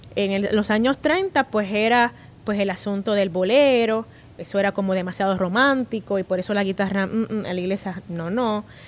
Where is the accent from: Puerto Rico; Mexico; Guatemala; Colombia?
Puerto Rico; todos somos puertorriqueños